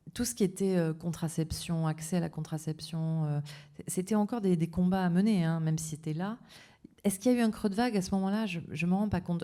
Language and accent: French; south-west France, France; accent: sud-ouest; mon accent du sud-ouest